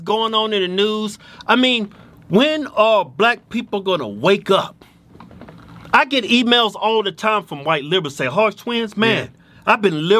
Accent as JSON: {"language": "English", "country": "United States", "said": "I'm black. And I'm American, and I love this country."}